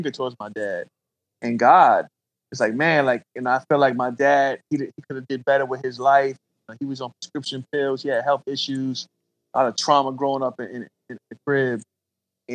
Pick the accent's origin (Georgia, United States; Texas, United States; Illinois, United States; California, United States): Georgia, United States; Columbus; also born or lived in Brooklyn, New York; I grew up right in the trap, bro, South Columbus, and grew up single parent home in the beginning. My father actually died when I was 10. We moved from New York, from Brooklyn, after my father died.